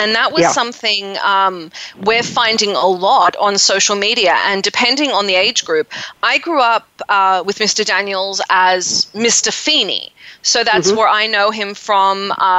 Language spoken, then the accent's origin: English; Sydney, New South Wales, Australia; I'm originally from Sydney, Australia